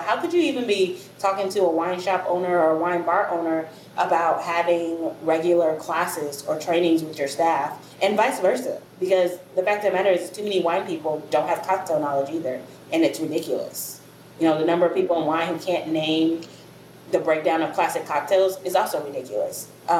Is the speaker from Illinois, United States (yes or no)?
yes; Chicago, Illinois, United States; also born or lived in Memphis, Tennessee; now in New Orleans, United States; I'm from all over originally, but I grew up in Chicago and in Memphis, Tennessee, mostly, but I grew up all over the U.S.